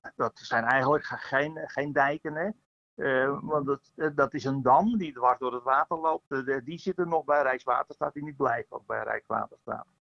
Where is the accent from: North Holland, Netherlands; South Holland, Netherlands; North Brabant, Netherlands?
North Holland, Netherlands; a polder in the Zaan area; de polder waar ik vandaan kom, uit de polder Roosaan, Zaan